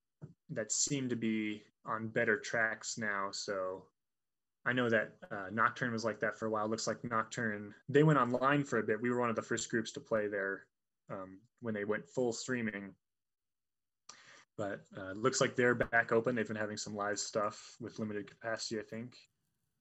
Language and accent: English; Fort Collins, Colorado, United States; I'm from Fort Collins, so I used to play at Ace all the time.